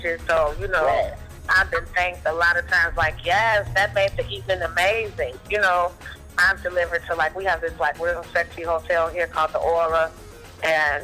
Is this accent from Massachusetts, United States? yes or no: no; Chicago, Illinois, United States; I'm from Chicago.